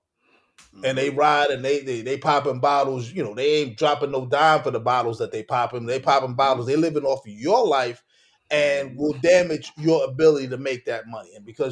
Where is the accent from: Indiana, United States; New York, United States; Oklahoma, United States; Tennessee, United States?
New York, United States; Brooklyn; We, you know, we grew up in Brooklyn.